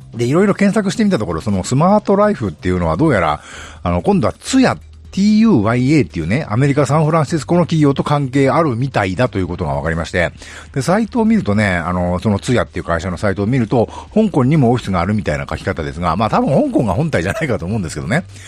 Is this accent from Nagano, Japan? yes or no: yes; Nagano, Japan; 私の地元長野市